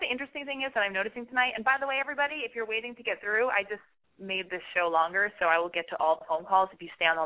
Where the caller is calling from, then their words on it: Pomona, California, United States; I've called before. Um, I'm calling from Pomona.